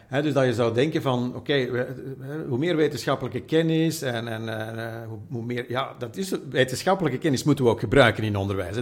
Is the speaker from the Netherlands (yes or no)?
no; Flanders, Belgium; bij ons in Vlaanderen